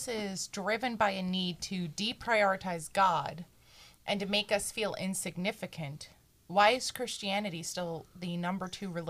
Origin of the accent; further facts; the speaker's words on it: New Jersey, United States; I was born and raised in Jersey